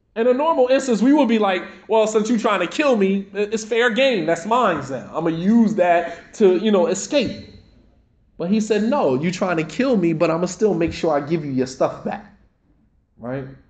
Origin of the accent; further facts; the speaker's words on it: United States; us as African American Muslims, our experience is so totally different